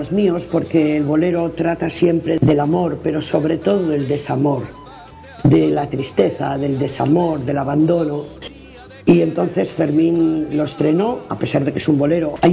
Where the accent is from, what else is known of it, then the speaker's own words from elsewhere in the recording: Laredo, Cantabria, Spain; Mira, mi pueblo se llama Laredo y son tres notas musicales.